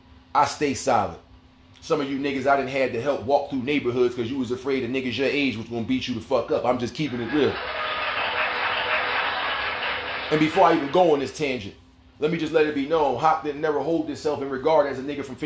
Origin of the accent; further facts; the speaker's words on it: New York City, New York, United States; I'm from Hollis, Queens, okay?